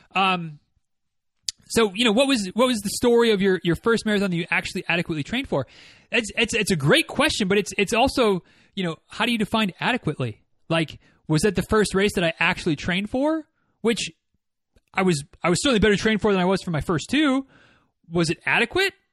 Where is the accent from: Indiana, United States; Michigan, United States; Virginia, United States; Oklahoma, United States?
Michigan, United States; moved away; the, uh, West Michigan Ragnar runs through my hometown